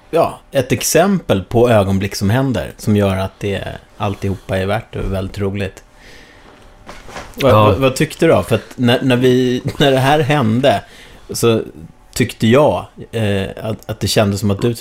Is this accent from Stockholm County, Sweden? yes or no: yes; Bromma, Stockholm County, Sweden; för jag växte upp såhär i Bromma.